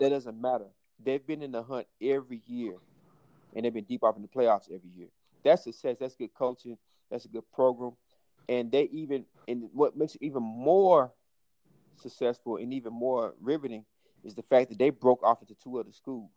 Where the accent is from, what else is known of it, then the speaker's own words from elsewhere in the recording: Pearl, Mississippi, United States; I'm from Pearl